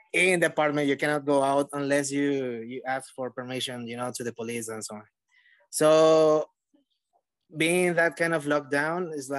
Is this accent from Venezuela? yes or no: yes; Venezuela; moved away; since I moved from Venezuela, I'm originally from Venezuela